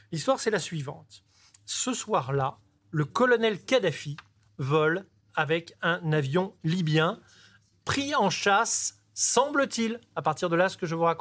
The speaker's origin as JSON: {"language": "French", "town": "Nice", "region": "Provence-Alpes-Côte d'Azur", "country": "France", "said": "Moi, je suis niçois"}